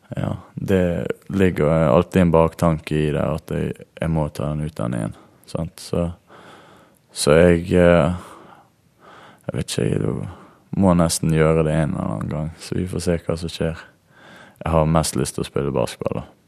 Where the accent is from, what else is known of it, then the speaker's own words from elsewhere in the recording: Norway; hjemme i Norge